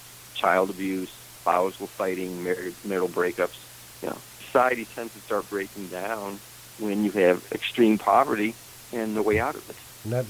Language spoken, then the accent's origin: English; Cleveland, Ohio, United States; Cleveland, Ohio.